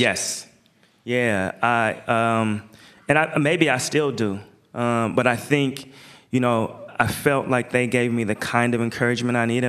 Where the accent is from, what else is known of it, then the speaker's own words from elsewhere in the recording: Portland, Oregon, United States; I'm from Portland.